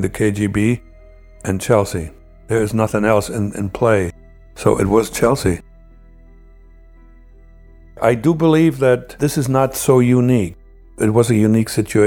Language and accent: English; Germany; moved away as an adult; now in United States; I really still had some loyalty towards my home country, East Germany